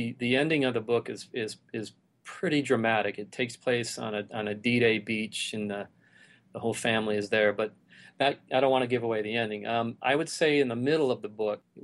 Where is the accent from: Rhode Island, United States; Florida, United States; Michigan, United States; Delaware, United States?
Michigan, United States; Detroit; I grew up in Detroit